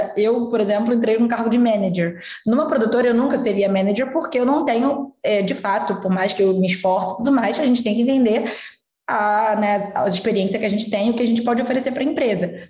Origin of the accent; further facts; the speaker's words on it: interior of Rio de Janeiro state, Brazil; moved away as an adult; Eu sou do interior do Rio, então eu morava no Rio de Janeiro, fui fazer faculdade